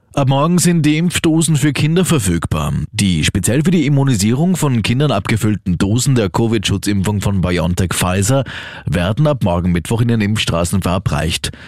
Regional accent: Austria; Bei uns in Österreich

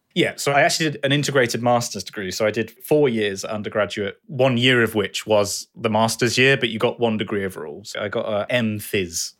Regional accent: Bath, South West England, United Kingdom; also born or lived in Dartmouth; I moved back to quite close to my childhood home in Bath.

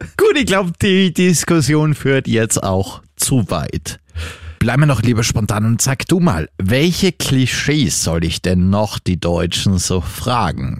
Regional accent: Salzburg, Austria; moved away as an adult; now in Vienna, Austria; ich bin ja eigentlich Salzburger und wie ich nach Wien gekommen bin vor vier Jahren

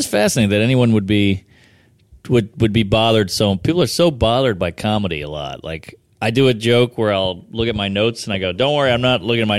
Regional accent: Louisiana, United States; I'm from Louisiana. I'm from the South.

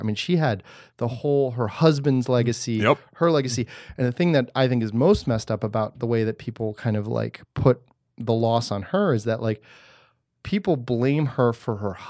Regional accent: Germany; born there; I'm also not born of this land. I was born in Germany.

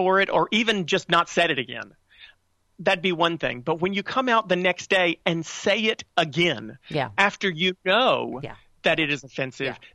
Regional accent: North Carolina, United States; I grew up in North Carolina, still live in North Carolina

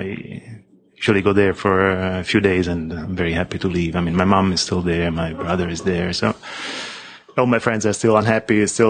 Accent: Rome, Lazio, Italy; moved away as an adult; also born or lived in Los Angeles; now in New York City, United States; As much as I'm from Rome. I'm from Rome. I left in 1987, so I just finished school.

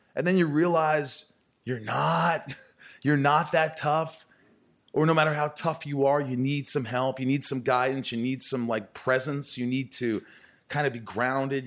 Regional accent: Evansville, Indiana, United States; moved away; also born or lived in Newburgh, Indiana; growing up in Indiana, a small town, sort of Bible Belt

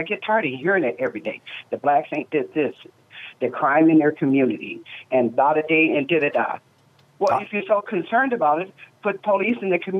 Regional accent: Southern Illinois, United States; now in St. Paul, United States; as a little girl growing up in Southern Illinois

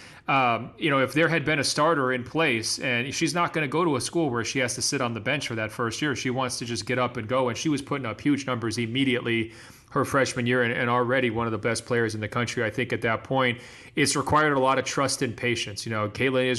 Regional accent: Beaverton, Oregon, United States; my hometown of Beaverton, Oregon

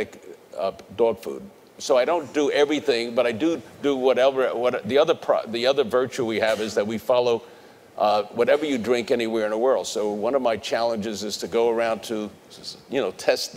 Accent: New York City, New York, United States; moved away; also born or lived in Connecticut; I grew up in the Bronx

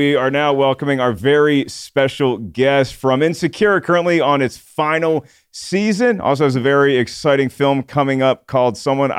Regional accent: North Carolina, United States; I'm from North Carolina.

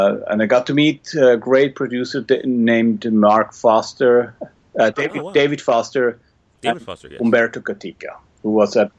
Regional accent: Switzerland; moved away as an adult; now in Los Angeles, United States; I grew up in Switzerland, eventually finished a music school

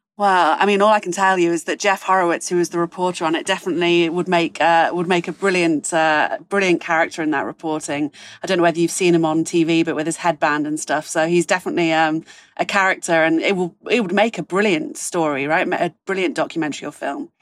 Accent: United Kingdom; moved away; as a Brit abroad

